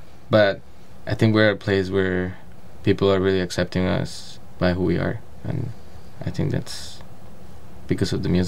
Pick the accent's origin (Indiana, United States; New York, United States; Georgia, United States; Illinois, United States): New York, United States; New York City; growing up in New York City, like, you're surrounded by all these cultures, all this music, all this stuff